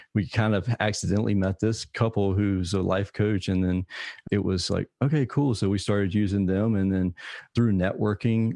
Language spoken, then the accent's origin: English; Savannah, Georgia, United States